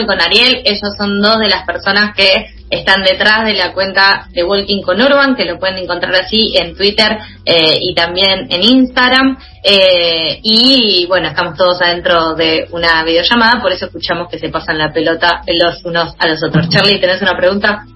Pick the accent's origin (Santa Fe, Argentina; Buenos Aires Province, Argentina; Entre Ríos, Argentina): Buenos Aires Province, Argentina; Junín; yo en particular soy de Junín